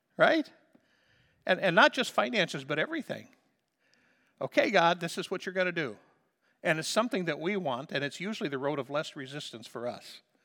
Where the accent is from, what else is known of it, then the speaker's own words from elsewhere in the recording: Liberty, Missouri, United States; moved away as an adult; also born or lived in Stanley, North Dakota; I'm not moving out of my hometown, okay? I'm staying right here in Missouri